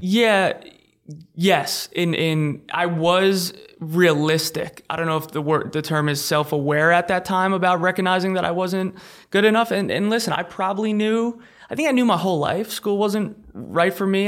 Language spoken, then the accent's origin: English; Long Island, New York, United States; Long Island, New York